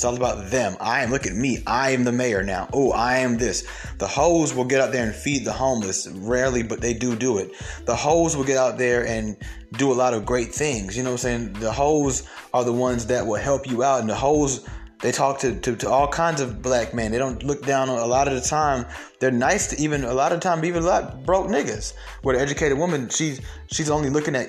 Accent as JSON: {"language": "English", "town": "Atlanta", "region": "Georgia", "country": "United States", "tie": "born or raised there", "also_born_or_lived": "Bronx, New York", "said": "I'm from Atlanta. Been in Atlanta my whole life. I was born in the Bronx, but I've been in Atlanta"}